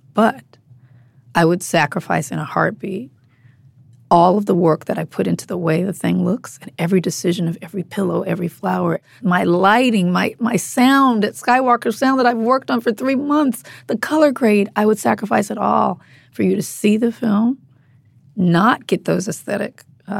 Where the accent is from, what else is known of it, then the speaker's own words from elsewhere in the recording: Compton, California, United States; I grew up in Compton. Mm-hmm. There's no movie theater in Compton.